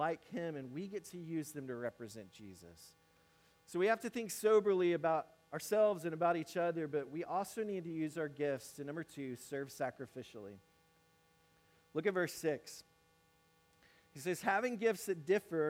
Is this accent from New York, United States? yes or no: no; Mississippi, United States; moved away as an adult; now in South Carolina, United States; I grew up in Mississippi. Now I'm in South Carolina